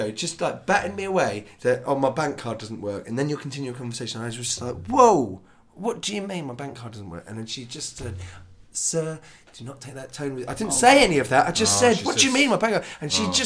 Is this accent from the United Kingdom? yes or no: yes; United Kingdom; It's being British